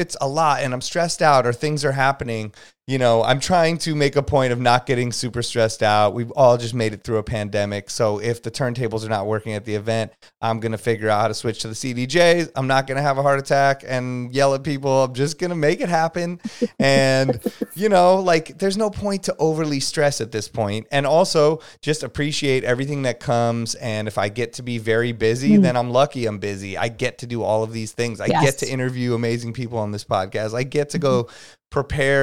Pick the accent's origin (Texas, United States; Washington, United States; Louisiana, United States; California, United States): California, United States; Los Angeles; also born or lived in Santa Monica; I am from LA here. I grew up in Hollywood